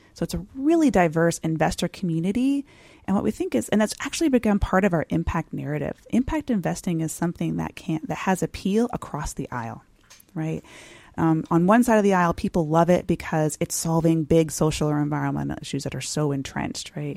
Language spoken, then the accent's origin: English; San Diego, California, United States; I grew up in San Diego